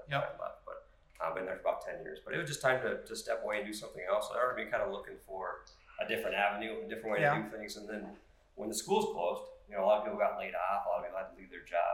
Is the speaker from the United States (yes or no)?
yes; Brainerd, Minnesota, United States; moved away as an adult; now in Sartell, United States; originally I'm from the Brainerd area. I moved down here to go to school.